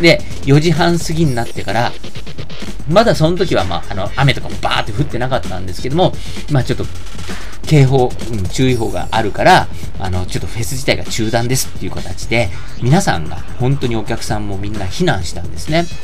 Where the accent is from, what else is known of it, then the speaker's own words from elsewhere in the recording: Tokyo, Japan; 僕はあのー、一応東京都出身なんですけど、めっちゃ郊外、ローカルなところなんですね。あの、とても東京都とは言えないようなところで、青春時代を過ごしてきた